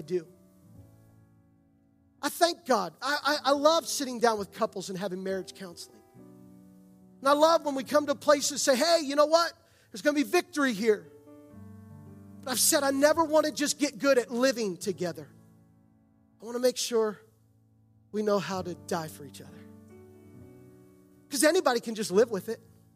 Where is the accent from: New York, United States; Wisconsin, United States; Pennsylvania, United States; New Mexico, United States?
Pennsylvania, United States; outside of Gettysburg; I grew up outside of Gettysburg.